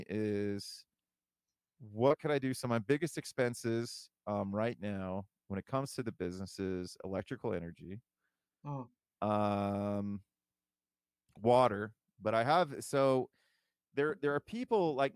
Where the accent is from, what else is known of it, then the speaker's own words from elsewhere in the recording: Toledo, Ohio, United States; now in Columbus, United States; I'm from Toledo originally.